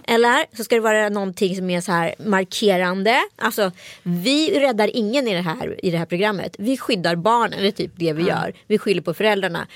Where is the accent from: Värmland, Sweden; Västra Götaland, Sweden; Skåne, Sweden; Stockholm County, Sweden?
Västra Götaland, Sweden; Strömstad; folk ifrån Strömstad där jag växte upp